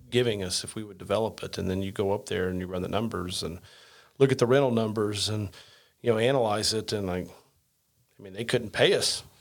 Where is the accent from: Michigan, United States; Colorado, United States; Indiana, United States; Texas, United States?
Indiana, United States; I'm a redneck from Southern Indiana.